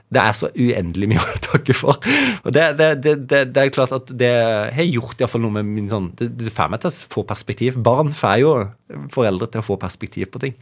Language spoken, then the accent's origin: Norwegian; Evje, Agder, Norway; er jo fra, fra, et lite sted og har alltid vært stolt av det, fra, fra Evje i, i Agder